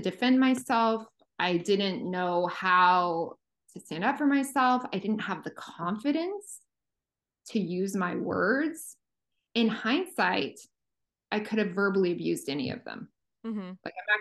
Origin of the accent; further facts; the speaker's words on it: small middle America town, Midwest, United States; moved away; when you're from these really small sort of middle America towns